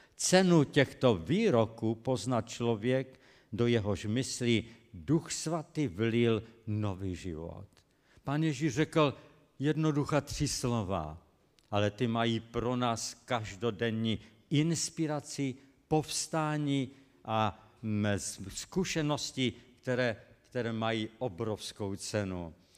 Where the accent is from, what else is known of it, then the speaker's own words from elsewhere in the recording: Český Těšín, Moravian-Silesian Region, Czechia; byl tam u nás v Českém Těšíně, pocházím z Českého Těšína.